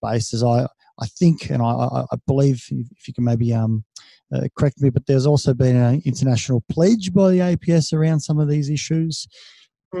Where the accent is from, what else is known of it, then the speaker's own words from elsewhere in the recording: Australia; being Australian